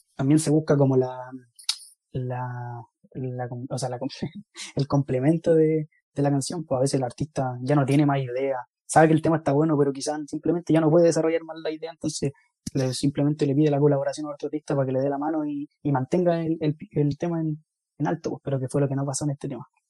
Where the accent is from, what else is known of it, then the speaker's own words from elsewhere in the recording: Chile; somos chilenos